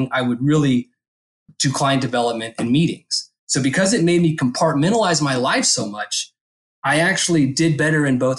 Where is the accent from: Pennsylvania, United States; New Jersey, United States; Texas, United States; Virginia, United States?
Texas, United States; Dallas; moved away as an adult; also born or lived in Fort Collins, Colorado / Lubbock, Texas / Amarillo, Texas; now in Stow, Massachusetts, United States; I grew up in North Dallas